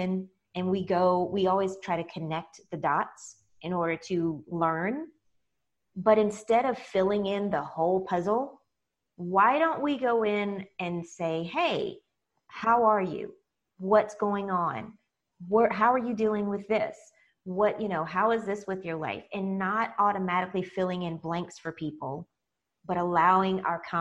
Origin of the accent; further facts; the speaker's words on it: United States; I'm African American